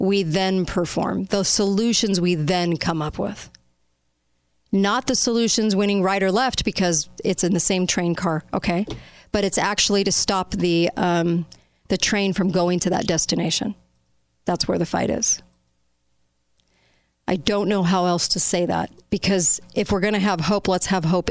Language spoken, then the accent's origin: English; United States; as an American populace